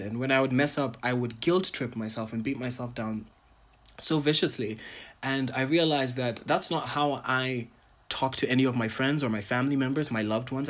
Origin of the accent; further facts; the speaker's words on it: Botswana; also born or lived in Ghana / Tanzania; I am a Ghanaian, Tanzanian, Pan-African, entertainer, curator, and entrepreneur from Botswana